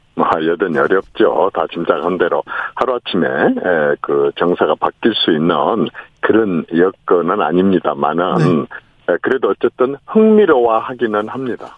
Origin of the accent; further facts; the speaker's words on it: Honam, South Korea; 그 호남 출신인 제가